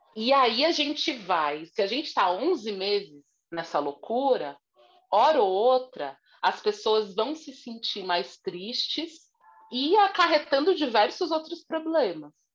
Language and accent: Portuguese; São Paulo, Brazil; eu sou aqui de São Paulo, Zona Sul